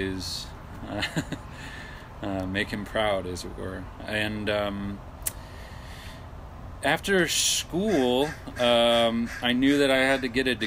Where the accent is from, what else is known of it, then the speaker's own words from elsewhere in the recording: about an hour north of Detroit, rural Michigan, United States; moved away as an adult; also born or lived in California / New Zealand; now in Oregon, United States; I grew up in rural Michigan, about an hour north of Detroit